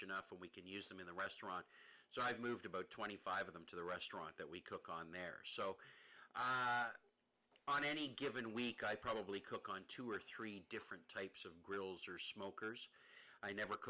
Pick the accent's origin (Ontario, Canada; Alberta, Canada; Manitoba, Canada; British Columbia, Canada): Ontario, Canada; Paris; I grew up in Paris, Ontario.